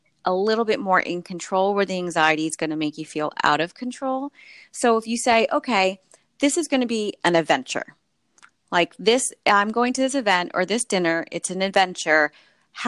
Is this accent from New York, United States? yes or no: yes; New York City, New York, United States; as a New Yorker